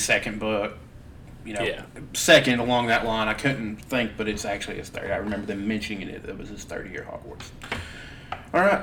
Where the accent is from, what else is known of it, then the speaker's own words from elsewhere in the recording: United States; I'm American